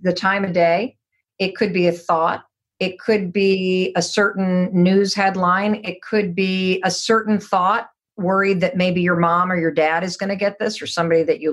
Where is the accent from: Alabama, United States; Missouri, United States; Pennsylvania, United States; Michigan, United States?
Michigan, United States; Muskegon; moved away; I grew up in Muskegon, Michigan.